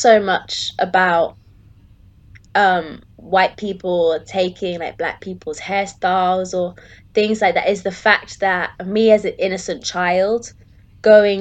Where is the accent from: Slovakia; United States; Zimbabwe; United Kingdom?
United Kingdom; Plymouth, South West England; we grew up in Plymouth